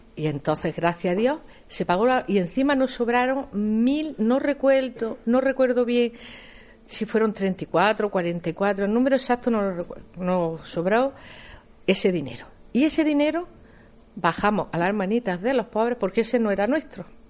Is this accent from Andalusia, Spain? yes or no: yes; Jaén, Andalusia, Spain; yo estoy muy vinculada al barrio porque yo nací en San Ildefonso, además yo nací en la calle Sevillano